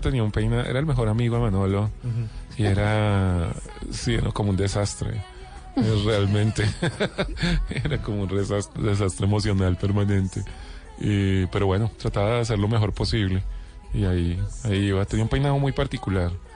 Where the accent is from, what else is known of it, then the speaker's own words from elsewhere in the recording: Bogotá, Colombia; Negro y cachaco